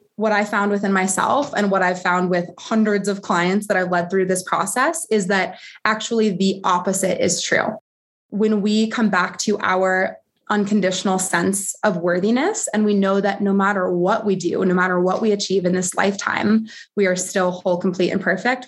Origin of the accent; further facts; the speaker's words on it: Colorado, United States; my home state